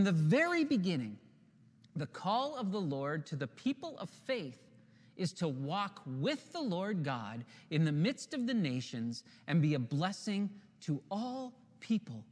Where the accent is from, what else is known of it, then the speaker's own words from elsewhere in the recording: Ontario, Canada; we're from Ontario